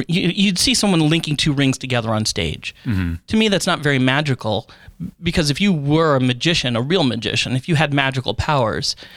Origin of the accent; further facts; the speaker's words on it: Florida, United States; I grew up in Florida